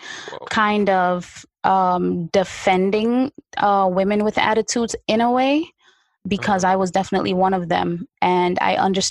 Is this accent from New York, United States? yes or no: yes; New York, United States; also born or lived in unnamed tropical country; So now I'm growing up in Brooklyn, New York. First of all, when I got here, it was winter. I'm coming from a tropical country